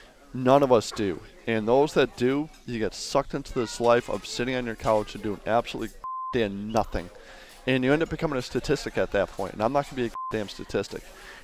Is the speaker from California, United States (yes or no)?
no; Connecticut, United States; I grew up in Connecticut.